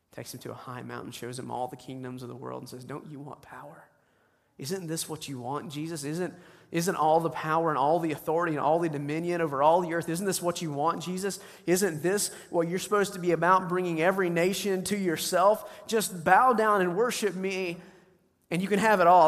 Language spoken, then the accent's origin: English; the South, United States; I grew up in the South.